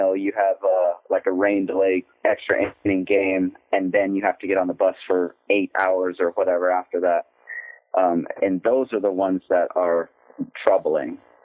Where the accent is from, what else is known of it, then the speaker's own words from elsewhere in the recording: Odessa, Texas, United States; moved away as an adult; now in Brooklyn, United States; Yes, from a lot different place than this.